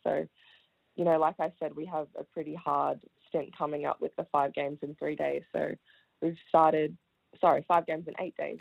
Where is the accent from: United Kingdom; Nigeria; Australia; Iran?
Australia; Melbourne, Victoria; also born or lived in Wellington, New Zealand; my family and I moved to Australia, to Melbourne when I was five. So I started primary school at Oak Park Primary School